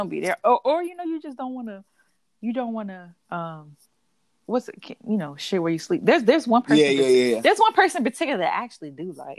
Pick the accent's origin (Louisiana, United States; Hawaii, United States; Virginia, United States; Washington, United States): Virginia, United States; moved away; I go back to Virginia, but I'm from Virginia, but at the same time, I left.